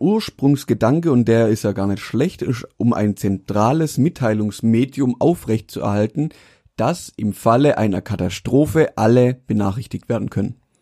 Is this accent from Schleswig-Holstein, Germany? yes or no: no; Mühlacker, Baden-Württemberg, Germany; also born or lived in Pforzheim; wo ich herkomme aus Mühlager